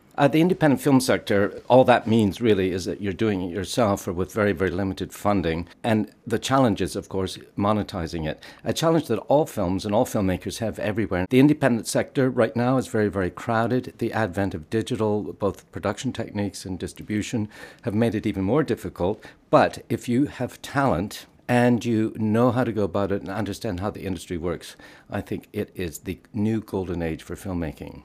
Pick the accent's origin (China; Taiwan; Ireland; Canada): Canada; moved away as an adult; now in United Kingdom; I'm Canadian, and I moved over here in the mid-eighties